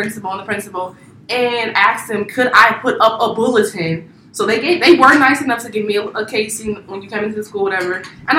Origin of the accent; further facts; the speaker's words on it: Ohio, United States; now in Baltimore, United States; I grew up in Ohio.